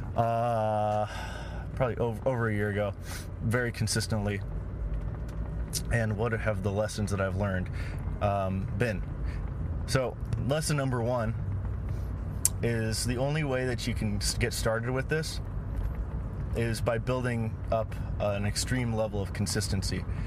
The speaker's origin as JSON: {"language": "English", "town": "Los Angeles", "region": "California", "country": "United States", "tie": "born or raised there", "said": "I was raised in Los Angeles."}